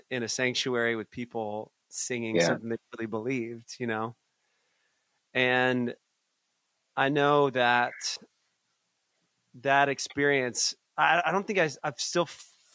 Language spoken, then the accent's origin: English; Atlanta, Georgia, United States; I grew up in Atlanta.